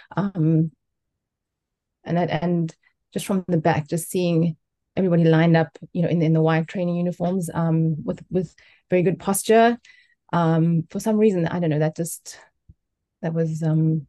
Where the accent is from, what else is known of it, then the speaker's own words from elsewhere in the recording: South Africa; moved away as an adult; now in Japan; I'm a South African. I came to Japan 20